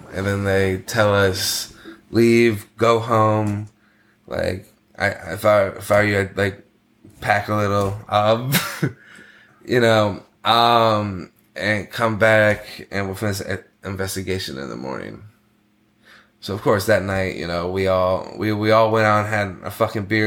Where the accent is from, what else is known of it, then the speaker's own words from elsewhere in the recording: United States; moved away as an adult; also born or lived in China; being American